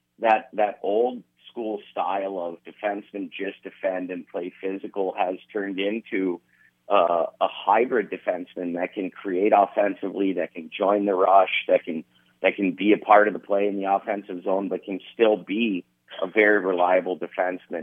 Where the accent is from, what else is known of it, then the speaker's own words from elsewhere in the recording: Youngstown, Ohio, United States; now in Lincoln, United States; I'm from Youngstown.